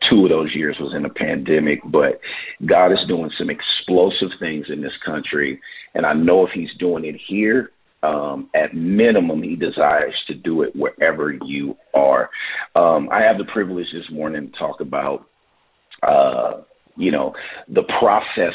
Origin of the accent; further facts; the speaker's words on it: Oakland, California, United States; moved away as an adult; now in Vancouver; I am from Oakland, California